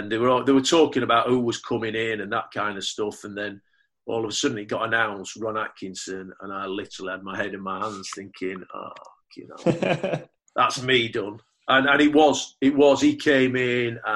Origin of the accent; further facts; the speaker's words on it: Sheffield, Yorkshire and the Humber, United Kingdom; I was coming back to my hometown club, a club I supported all my life